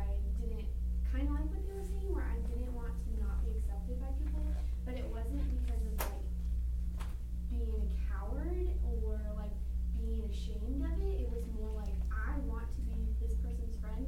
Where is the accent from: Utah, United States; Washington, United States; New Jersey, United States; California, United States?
Washington, United States; moved away; I'm from Washington